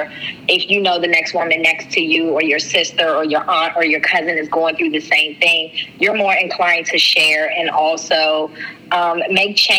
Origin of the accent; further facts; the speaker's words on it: Washington, District of Columbia, United States; also born or lived in Prince George's County, Maryland; I am from Washington, D.C. I am a Washingtonian, but I was born in Prince George's County, Maryland